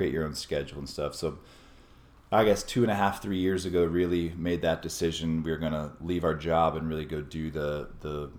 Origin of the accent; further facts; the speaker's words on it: Austin, Texas, United States; also born or lived in San Francisco / Minneapolis; I was born and raised in Austin, grew up here